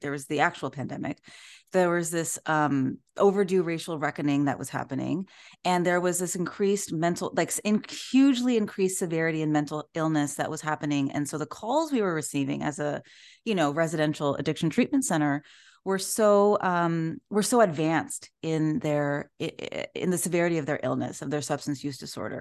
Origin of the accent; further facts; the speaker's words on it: Orange County, California, United States; I am from Orange County, California, in Southern California.